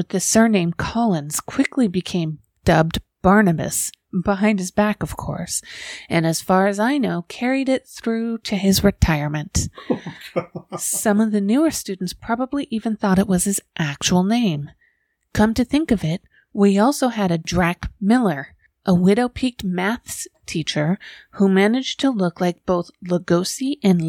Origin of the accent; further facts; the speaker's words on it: New Zealand; growing up in New Zealand in the mid to late 1970s